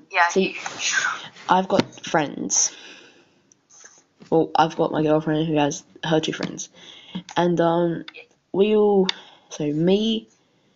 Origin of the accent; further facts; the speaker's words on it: Australia; accent: Australian; we're Australian